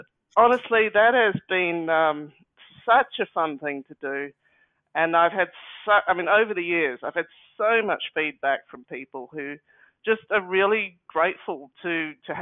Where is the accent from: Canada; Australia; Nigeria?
Australia; being Australian